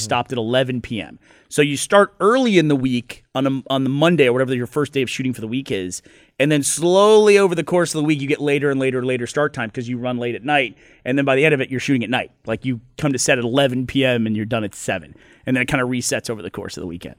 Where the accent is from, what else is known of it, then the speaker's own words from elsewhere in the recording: Houston, Texas, United States; I grew up in Houston.